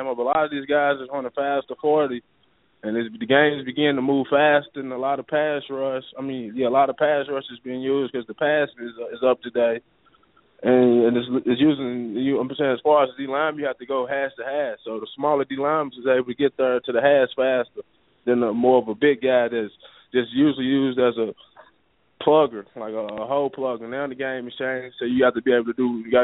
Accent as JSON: {"language": "English", "town": "Knoxville", "region": "Tennessee", "country": "United States", "tie": "born or raised there", "said": "My mom was from Knoxville, so I grew up in the Knoxville area"}